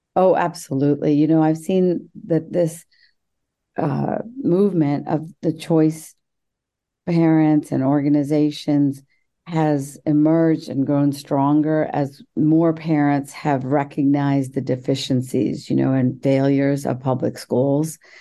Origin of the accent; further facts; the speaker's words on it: West Virginia, United States; I grew up in West by God, Virginia